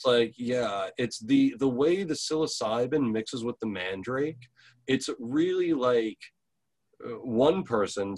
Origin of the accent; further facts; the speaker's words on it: New York, United States; now in Portland, United States; I'm from New York originally